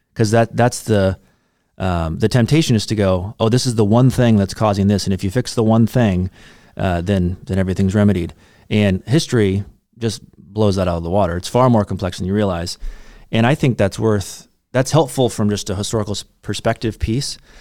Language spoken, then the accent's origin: English; United States; as American, American Christians, we have the baggage of the American Revolution